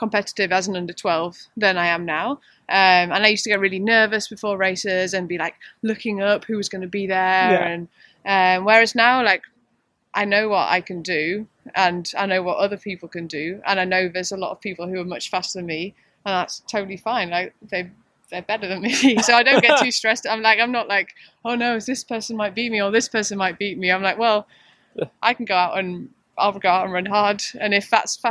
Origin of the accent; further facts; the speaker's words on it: United Kingdom; I am British